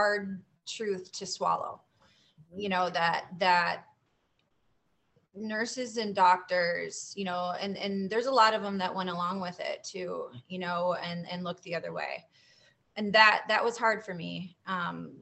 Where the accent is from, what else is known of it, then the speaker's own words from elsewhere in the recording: Florida, United States; I'm from Florida.